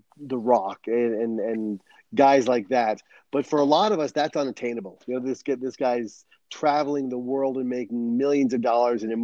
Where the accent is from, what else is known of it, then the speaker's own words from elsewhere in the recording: Rhode Island, United States; moved away as an adult; also born or lived in New Hampshire; now in San Diego, United States; I was born and raised on the East Coast in Rhode Island.